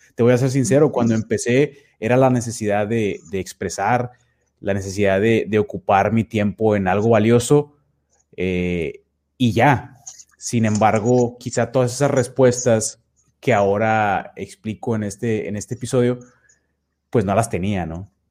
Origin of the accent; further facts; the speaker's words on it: Nuevo Laredo, Tamaulipas, Mexico; also born or lived in Mexico City; yo soy precisamente de Nuevo Laredo, Tamaulipas, prácticamente toda mi vida